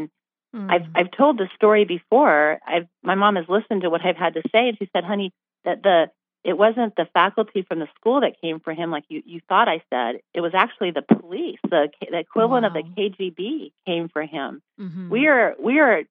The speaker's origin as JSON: {"language": "English", "country": "United States", "tie": "born or raised there", "said": "I was born right here in America"}